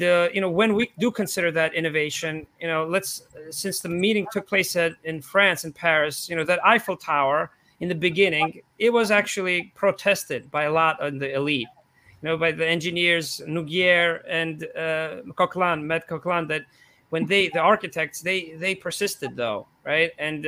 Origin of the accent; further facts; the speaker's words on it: Georgia; born there; This is Tbilisi, Georgia, because I was born in Eastern Europe in the small country.